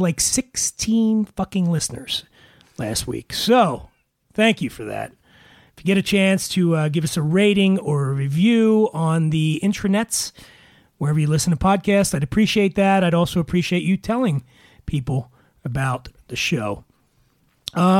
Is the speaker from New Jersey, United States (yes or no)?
no; Philadelphia, Pennsylvania, United States; Philadelphia, my hometown